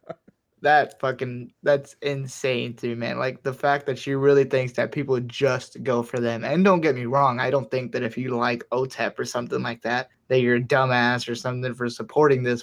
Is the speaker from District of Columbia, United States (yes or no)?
no; Miami, Florida, United States; I'm from Miami.